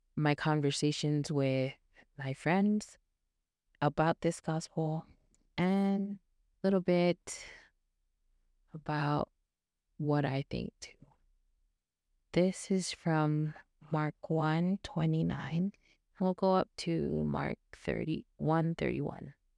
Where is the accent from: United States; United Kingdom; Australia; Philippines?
Philippines; being Filipino